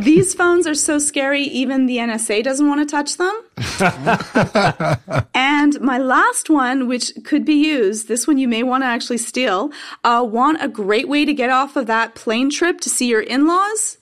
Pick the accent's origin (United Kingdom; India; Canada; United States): Canada; I'm Canadian